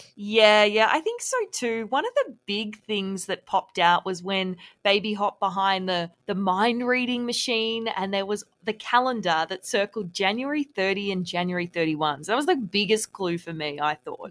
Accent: Victoria, Australia; I'm from Victoria

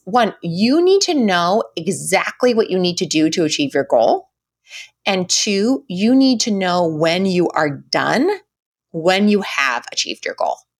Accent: United States; we all wear as American women

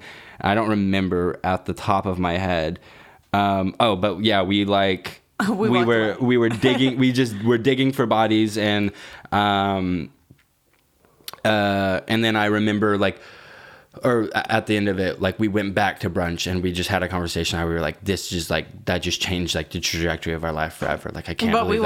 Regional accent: Texas, United States; moved away; So when I go back to Texas, I'm going to go to the bars in my hometown

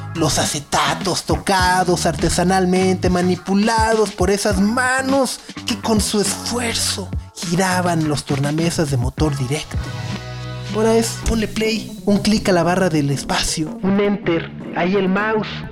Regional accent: Mexico; nosotros mismos como mexicanos

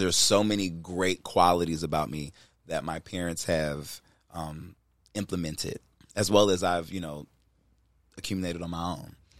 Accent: Cleveland, Ohio, United States; I grew up in Cleveland

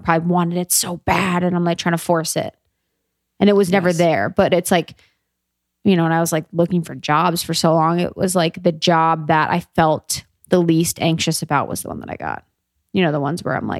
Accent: Cincinnati, Ohio, United States; moved away; I'm a girl from Ohio

